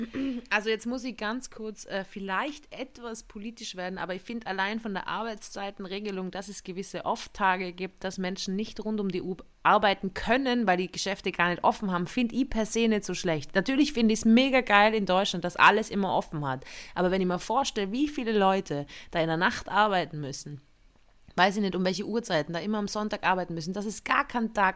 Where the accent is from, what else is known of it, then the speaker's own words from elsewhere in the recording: Tyrol, Austria; moved away; in Tirol, da wo ich aufgewachsen bin